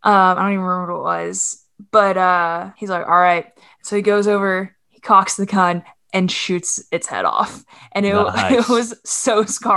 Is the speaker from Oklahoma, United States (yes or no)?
yes; Oklahoma, United States; also born or lived in Arkansas; That's just part of growing up in Oklahoma and in Arkansas and other